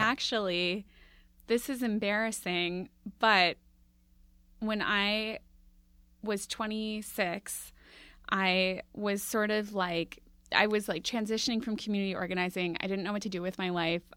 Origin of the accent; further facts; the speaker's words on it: Minneapolis, Minnesota, United States; I grew up in Minneapolis